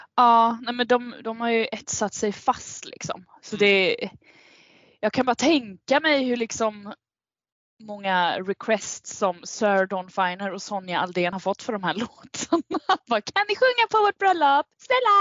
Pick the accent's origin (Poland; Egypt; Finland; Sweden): Sweden; Kalmar, Kalmar County; born or raised there; now in Stockholm, Sweden